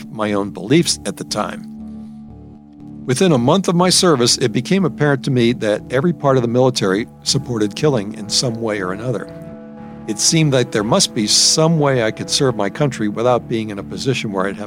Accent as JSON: {"language": "English", "town": "New Orleans", "region": "Louisiana", "country": "United States", "tie": "born or raised there", "also_born_or_lived": "San Antonio", "moved": "as an adult", "said": "my hometown, New Orleans"}